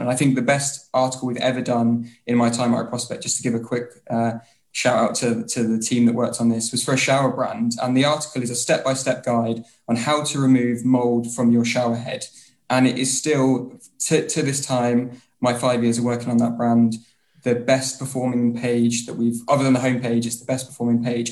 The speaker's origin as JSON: {"language": "English", "town": "Bury St Edmunds", "region": "East of England", "country": "United Kingdom", "also_born_or_lived": "London", "moved": "yes", "lives_now": "Portsmouth, United Kingdom", "said": "originally I'm from a lovely little place called Bury St Edmunds, but currently I've just recently moved out of London and I'm now living in Portsmouth."}